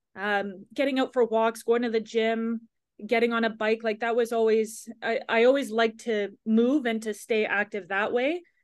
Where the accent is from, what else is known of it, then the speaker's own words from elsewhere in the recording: Ontario, Canada; moved away; I grew up in Ontario